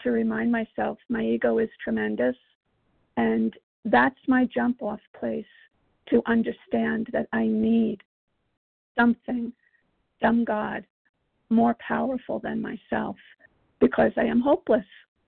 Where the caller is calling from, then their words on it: Virginia, United States; I'm calling from Virginia. And, we agnostics.